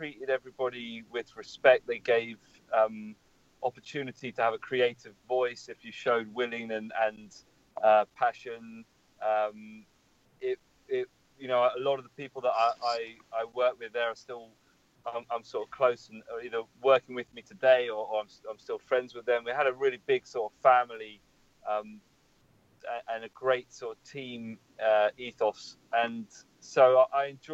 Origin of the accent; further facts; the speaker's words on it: London, United Kingdom; I'm from London, born and raised.